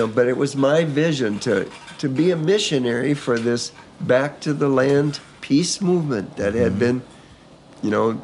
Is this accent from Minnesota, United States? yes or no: yes; Minnesota, United States; In my home state of Minnesota